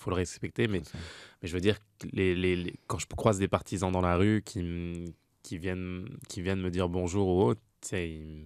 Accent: France; now in Montreal, Canada; je suis arrivé de France moi en 2011

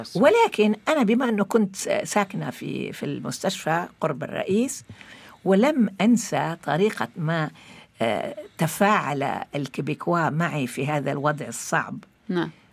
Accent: Lebanon; moved away as an adult; also born or lived in Morocco; وأنا ولدت في لبنان وقضيت 24 سنة في لبنان أعتبر حالي أولا عربية ثم فلسطينية

